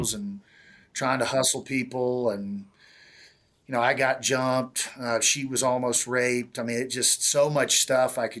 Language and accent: English; Kansas, United States; I make my way eventually back to Kansas. And the day before Thanksgiving in 2004, I'm in my hometown